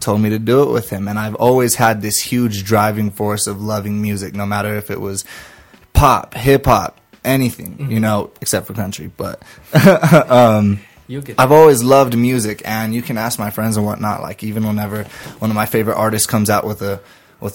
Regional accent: New Mexico, United States; We grew up in New Mexico

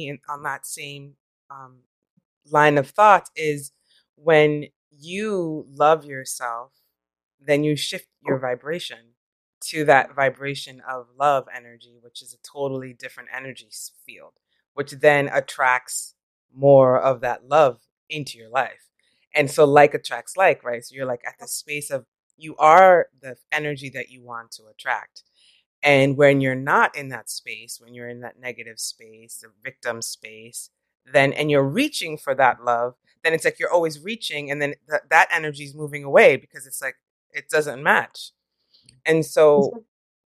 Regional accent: New York, United States; now in California, United States; I'm from New York

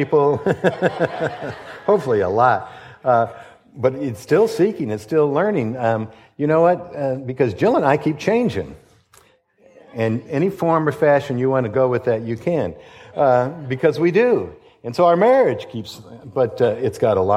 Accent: Detroit, Michigan, United States; I grew up in Detroit, and my dad was a policeman

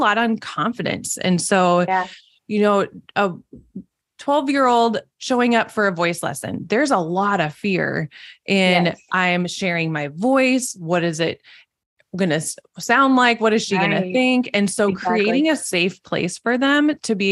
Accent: Minnesota, United States; accent: Minnesotan; I live in Minnesota, if you can tell by my Minnesotan accent

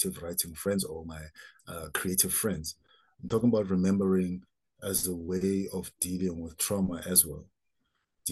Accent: Soweto, Gauteng, South Africa; growing up in Soweto, where there was a lot of political turmoil

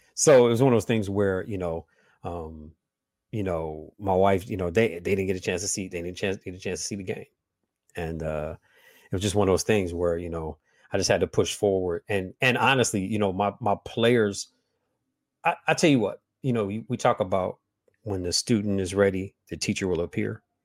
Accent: Midwest, United States; all my family's from Huntsville, Alabama, um, and so I was raised in the Midwest with southern with very very very southern values.

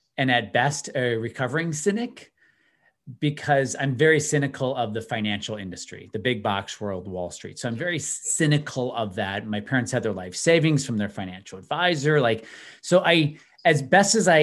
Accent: outside of Chicago, Illinois, United States; I grew up outside of Chicago

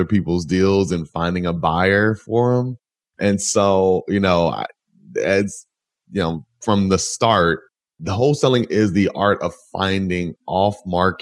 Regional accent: Atlanta, Georgia, United States; also born or lived in Purdue University, Indiana; I'm originally from Atlanta, Georgia.

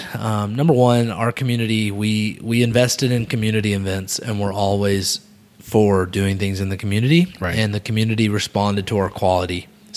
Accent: Little Rock, Arkansas, United States; I'm from Little Rock.

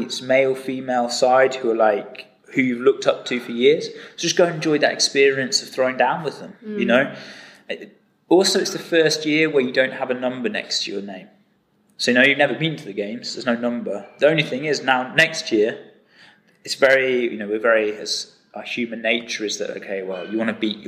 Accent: England, United Kingdom; I'm English

